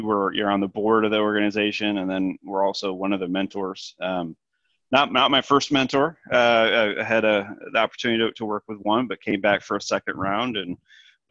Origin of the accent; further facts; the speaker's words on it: Michigan, United States; moved away as an adult; now in Franklin, Tennessee, United States; born and raised in Michigan